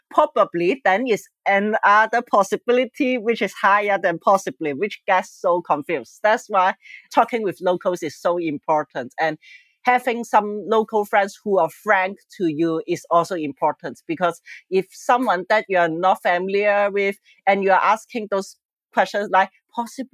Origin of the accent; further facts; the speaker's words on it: Hong Kong; English is a second language; moved away as an adult; also born or lived in Toronto, Canada; now in Preston, United Kingdom; I come from Hong Kong because I know that my character, my behavior, without consciously monitored, I'm still very Hong Kong